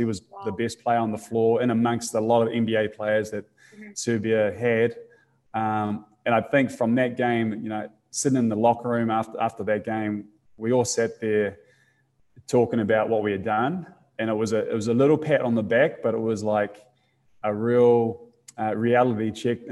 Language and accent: English; New Zealand; being a New Zealander